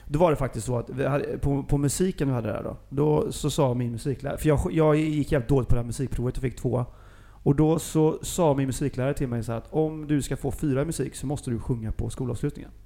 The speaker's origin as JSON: {"language": "Swedish", "town": "Gothenburg", "region": "Västra Götaland", "country": "Sweden", "tie": "born or raised there", "said": "jag är ju från Göteborg"}